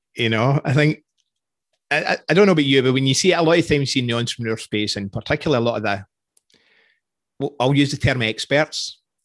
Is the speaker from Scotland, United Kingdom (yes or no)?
yes; Scotland, United Kingdom; accent: Scottish; moved away as an adult; now in Canada; being Scottish